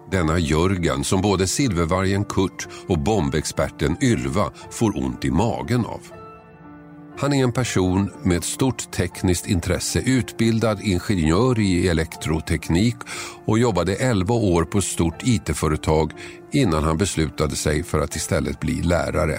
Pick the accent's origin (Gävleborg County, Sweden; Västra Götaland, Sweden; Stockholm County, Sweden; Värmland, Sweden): Stockholm County, Sweden; Tumba; Jag är uppvuxen i Tumba, sydost om Stockholm